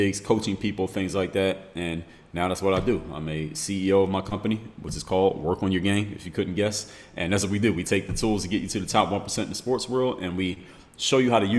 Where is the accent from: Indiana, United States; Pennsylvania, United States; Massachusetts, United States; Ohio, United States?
Pennsylvania, United States; Philadelphia; now in Miami, United States; Background from the city of Philadelphia, Pennsylvania. It's my hometown